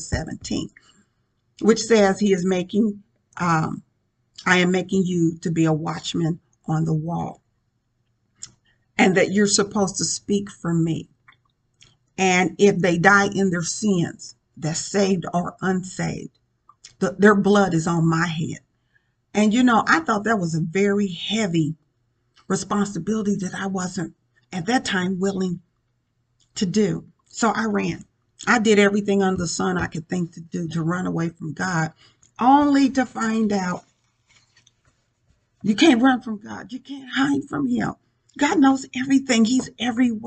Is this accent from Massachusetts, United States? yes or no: no; Indianapolis, Indiana, United States; moved away as an adult; also born or lived in Richmond, Indiana; the Lord brought me back to my hometown in Indianapolis